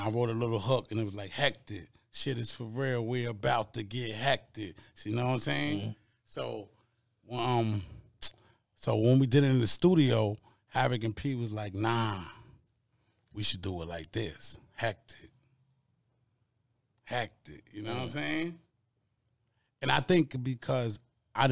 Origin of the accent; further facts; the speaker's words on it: New York City, New York, United States; growing up in Queensbridge